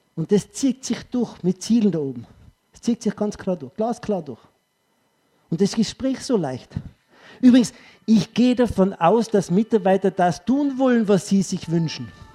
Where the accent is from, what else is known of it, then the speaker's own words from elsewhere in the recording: Tyrol, Austria; ich sage als Tiroler